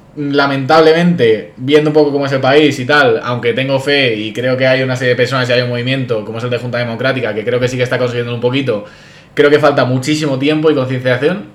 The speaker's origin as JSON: {"language": "Spanish", "town": "Madrid", "region": "Community of Madrid", "country": "Spain", "said": "yo como madrileño"}